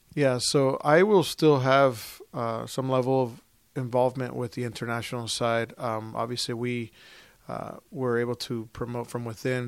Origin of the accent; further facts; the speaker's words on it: Orlando, Florida, United States; also born or lived in Puerto Rico / Toronto; I was born in Puerto Rico. Um, we moved to Flor-, my family moved to F-, Florida. I grew up in Orlando